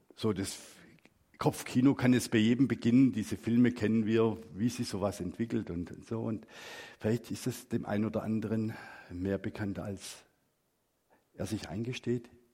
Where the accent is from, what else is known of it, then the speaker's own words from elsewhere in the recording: Black Forest, Baden-Württemberg, Germany; moved away; ich bin im Schwarzwald groß geworden